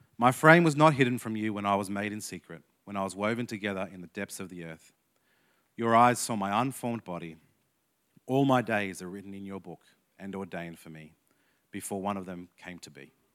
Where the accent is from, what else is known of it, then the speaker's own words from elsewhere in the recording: Canberra, Australian Capital Territory, Australia; I'm from Canberra, but my dad was born in Queensland, so I claim Queensland heritage.